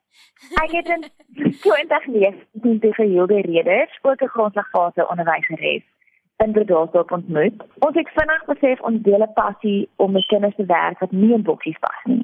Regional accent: Port Elizabeth, Eastern Cape, South Africa; moved away as an adult; also born or lived in Pretoria / Stellenbosch; now in Bredasdorp, South Africa; ek is in Pretoria gebore en ek het my grootword jare in Port Elizabeth deurgebring

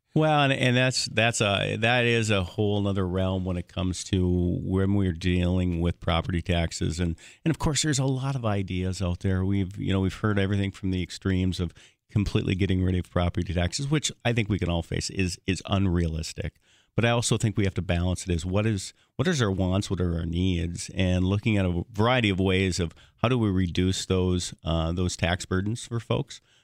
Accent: Hillsboro, North Dakota, United States; growing up in Hillsboro and actually ten miles, uh, out in the country from, from Hillsboro and, and, and so I grew up in, in rural North Dakota

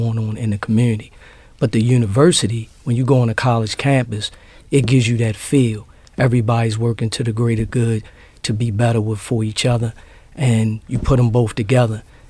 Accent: Baltimore, Maryland, United States; I grew up in Sandtown in the Gilmore area

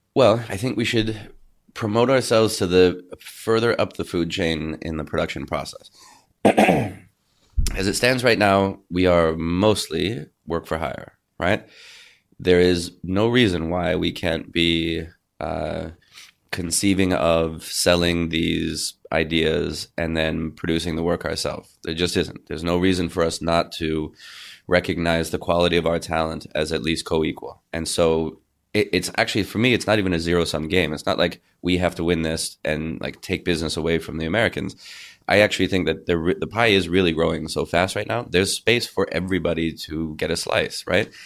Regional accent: Canada; a Canadian actor

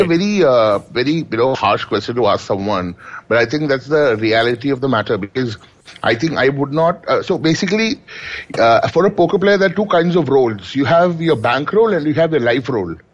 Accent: Kochi, Kerala, India; I come from Kerala. So and and in Kochi or basically down south, we are uh, against anything to do with cards.

